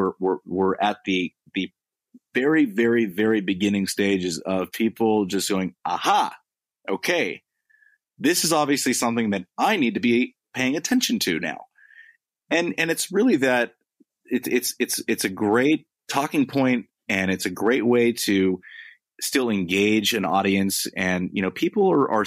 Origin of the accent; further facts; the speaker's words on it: United States; accent: American; moved away as an adult; now in London, United Kingdom; my American accent. But I am a full blown British citizen